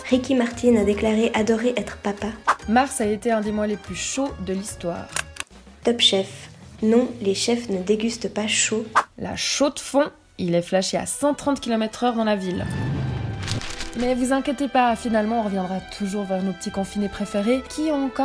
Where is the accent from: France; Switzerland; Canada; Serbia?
Switzerland; Yverdon, Vaud; ans, je viens d'Iverdon.